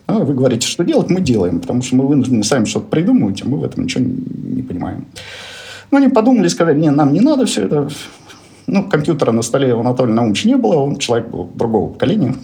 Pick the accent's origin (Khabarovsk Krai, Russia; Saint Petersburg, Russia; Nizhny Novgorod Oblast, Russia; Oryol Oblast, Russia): Nizhny Novgorod Oblast, Russia; Nizhny Novgorod; moved away as an adult; Родился я в Нижнем Новгороде. Трудовую карьеру начал токарем на заводе «Гидромаш» в Нижнем Новгороде